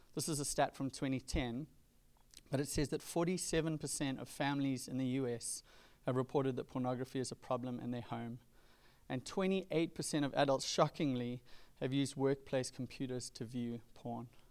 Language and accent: English; Durban, KwaZulu-Natal, South Africa; now in California, United States; growing up in Durban on the east coast of South Africa in the nineties